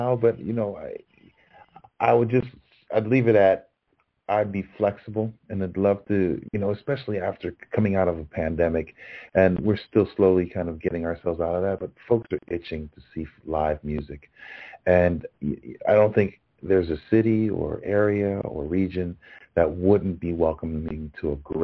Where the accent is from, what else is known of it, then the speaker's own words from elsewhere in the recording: New York, United States; also born or lived in Los Angeles; I'm originally from New York, and I'm rooting for my hometown Knicks